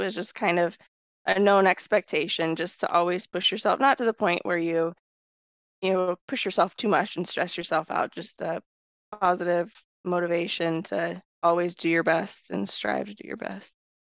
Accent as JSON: {"language": "English", "town": "Washington", "region": "Iowa", "country": "United States", "tie": "born or raised there", "also_born_or_lived": "Waterloo, Iowa / Cedar Falls, Iowa / Coralville, Iowa", "said": "born and raised Iowa."}